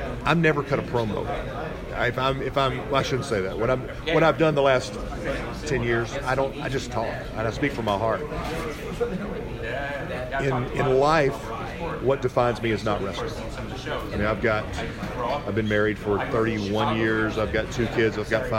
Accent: Pine Bluff, Arkansas, United States; Growing up in Pine Bluff, Arkansas, in the South

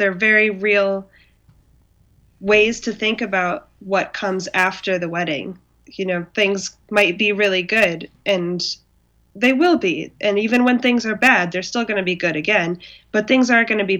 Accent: Hawaii, United States; moved away; I'm from Hawaii, and this is something that I've had since I was little

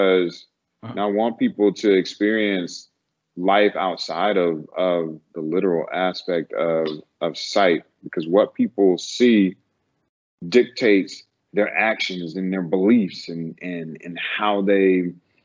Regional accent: North Carolina, United States; moved away; also born or lived in California; Growing up in North Carolina, it is more of a conservative space

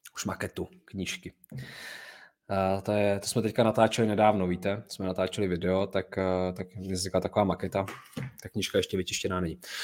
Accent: Czechia; my jsme Češi

